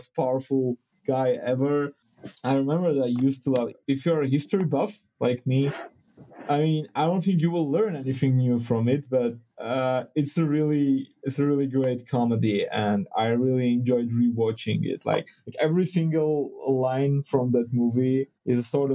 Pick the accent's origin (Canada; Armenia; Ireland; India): Armenia; I'm from Armenia. It's a post-Soviet country.